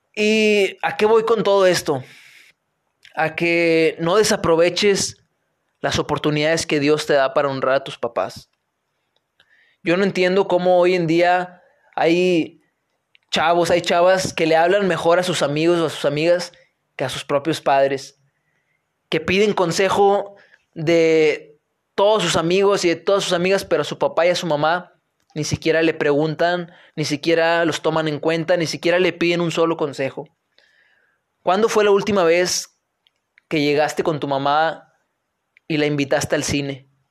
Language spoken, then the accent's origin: Spanish; Linares, Nuevo León, Mexico; moved away as an adult; also born or lived in Monterrey; yo soy de Linares, Nuevo León. Nací en Monterrey, pero soy de Linares, Nuevo León. Eh, terminé la prepa acá en Linares